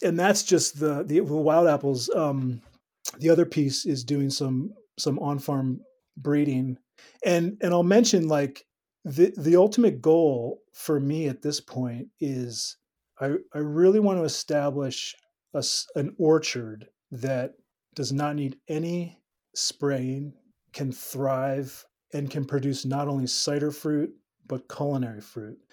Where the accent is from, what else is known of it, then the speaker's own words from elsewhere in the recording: Pennsylvania, United States; moved away as an adult; also born or lived in New Mexico / Finger Lakes, New York; came back to the East Coast where I grew up in Pennsylvania